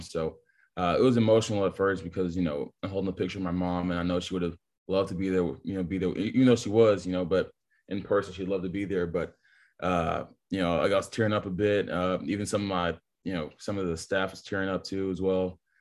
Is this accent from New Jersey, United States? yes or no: no; Texas, United States; I was born and raised in Texas